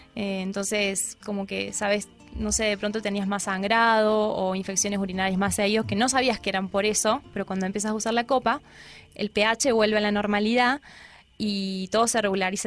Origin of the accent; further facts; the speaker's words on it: Córdoba, Argentina; moved away as an adult; now in Colombia; En Córdoba, yo soy de Córdoba